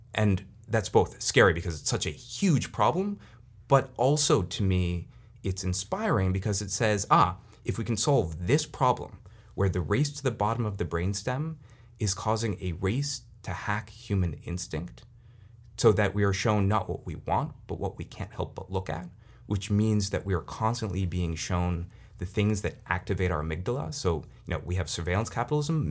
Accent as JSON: {"language": "English", "area": "Silicon Valley", "region": "California", "country": "United States", "said": "I'm, I'm from Silicon Valley."}